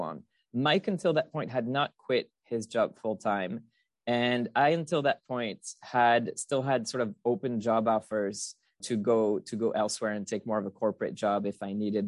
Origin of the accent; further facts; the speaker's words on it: France; English is a second language; moved away as an adult; I'm originally from France. I spent most of my childhood, uh, there through high school.